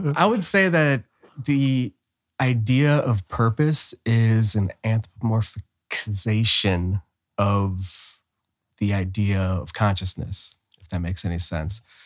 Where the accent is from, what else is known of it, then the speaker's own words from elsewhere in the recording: Cleveland, Ohio, United States; moved away as an adult; also born or lived in Bay Area, California; now in Austin, United States; was born and raised in Cleveland, Ohio, and will never take the Cleveland out of me